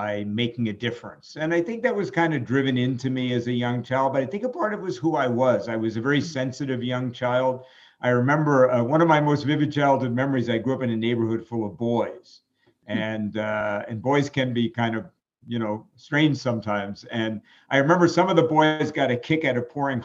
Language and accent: English; New York City, New York, United States; I grew up in New York City